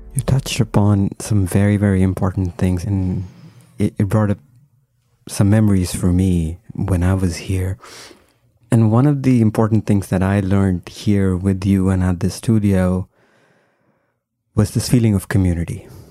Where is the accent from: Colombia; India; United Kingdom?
India; now in United States; I, I grew up in India, but then I was here for a long time.